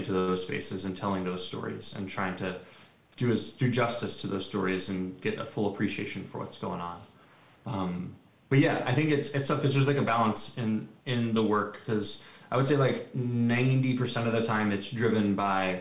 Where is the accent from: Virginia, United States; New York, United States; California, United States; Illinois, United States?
New York, United States; now in Los Angeles, United States; I am a New Yorker